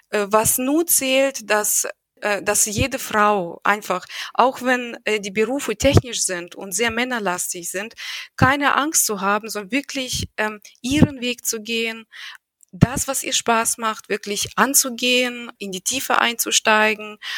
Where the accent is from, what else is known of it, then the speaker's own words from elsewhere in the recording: Russia; ich bin, weil ich in Russland aufgewachsen bin, habe ich irgendwie nicht dieses Mindset, dass Frauen insbesondere betrachtet werden müssen.